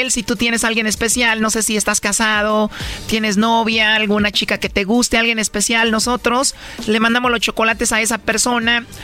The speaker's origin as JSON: {"language": "Spanish", "country": "El Salvador", "accent": "Central American", "said": "Soy salvadoreña."}